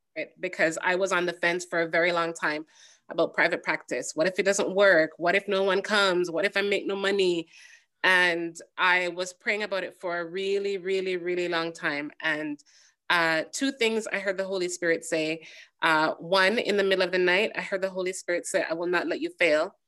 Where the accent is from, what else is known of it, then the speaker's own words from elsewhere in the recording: Jamaica; moved away; I am a Jamaican woman